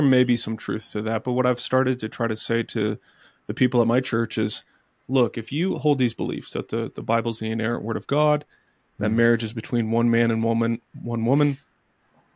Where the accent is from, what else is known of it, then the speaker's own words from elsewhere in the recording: Texas, United States; moved away; I'm originally from Texas